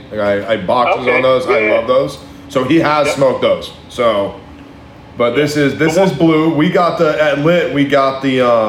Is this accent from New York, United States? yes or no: no; Hawaii, United States; moved away; I grew up in Hawaii.